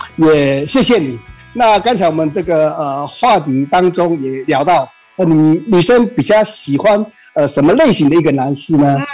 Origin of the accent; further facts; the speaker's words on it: Taichung, Taiwan; 我们台中这边，呃，最有名的一个，呃，夜市大概就是一中三圈